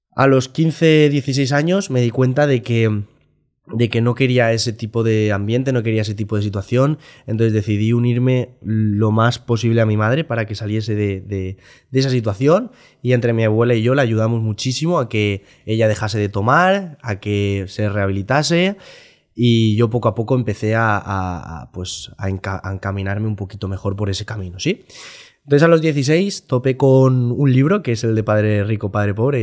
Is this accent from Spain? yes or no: yes; Valencia, Valencian Community, Spain; soy un, chico de Valencia